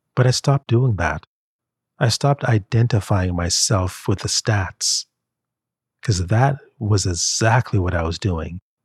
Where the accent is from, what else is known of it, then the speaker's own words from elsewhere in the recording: Jamaica; I'm from Jamaica